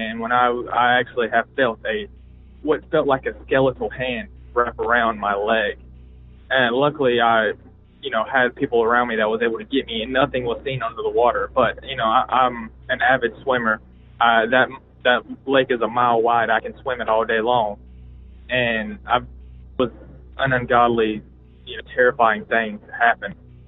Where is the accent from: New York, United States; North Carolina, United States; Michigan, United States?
North Carolina, United States; Blues Creek; I am from Blues Creek, North Carolina, a hotbed of paranormal and cryptid sightings.